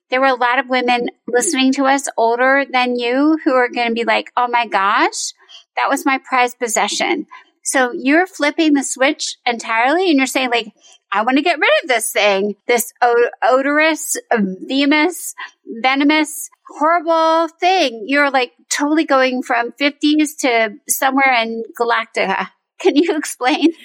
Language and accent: English; Northern Virginia, United States; Yes, I grew up in Northern Virginia. Um, I attended UVA from 2016 to 2020, and I have lived here pretty much all my life.